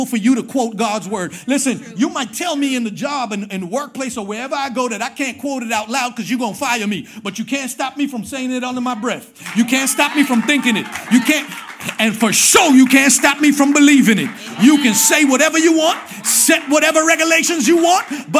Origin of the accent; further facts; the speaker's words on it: New York City, New York, United States; I'm from Queens